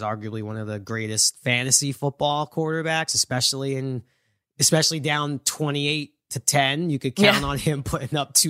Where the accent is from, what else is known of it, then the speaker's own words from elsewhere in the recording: New York, United States; I have a lot of Jet fans in my life growing up in New York.